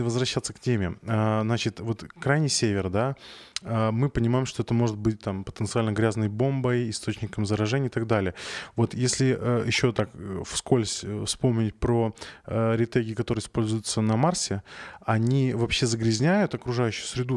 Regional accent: Arkhangelsk, Arkhangelsk Oblast, Russia; moved away; я из Архангельска.

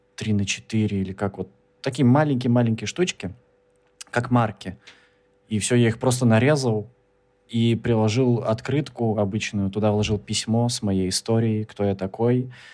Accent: Kemerovo, Kemerovo Oblast, Russia; я из Кемерово, и у нас есть площадь Советов.

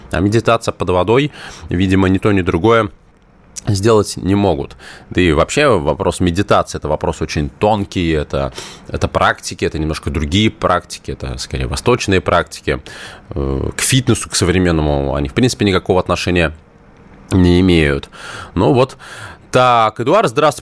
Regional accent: Moscow, Russia; Я коренной москвич

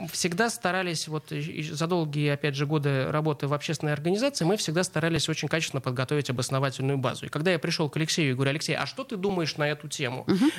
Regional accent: Saint Petersburg, Russia; мы, как петербуржцы, говорим, мы не только культурные, но мы и образовательная столица

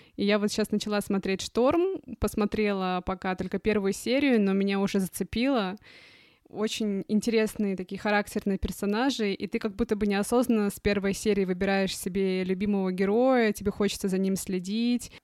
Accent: Khabarovsk, Khabarovsk Krai, Russia; moved away as an adult; also born or lived in Moscow / Shanghai; now in Germany; про детство, понимаешь, и про юность мою, и про мою малую родину

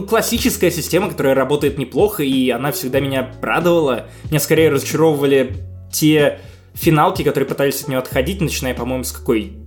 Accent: Obninsk, Kaluga Oblast, Russia; Обнинска, откуда я родом

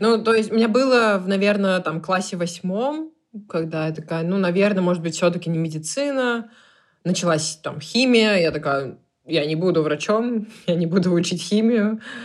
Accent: Perm, Perm Krai, Russia; moved away as an adult; also born or lived in Moscow; я сама из Перми

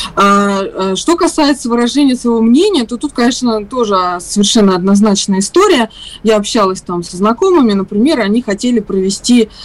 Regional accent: Russia; я из России

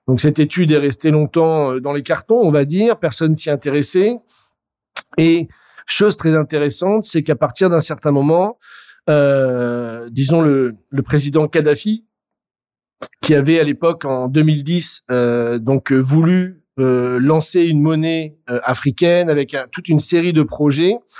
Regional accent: France

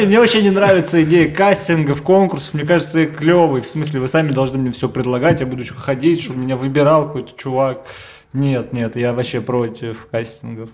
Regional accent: Moscow, Russia; всю жизнь я, считаю, жил в Москве

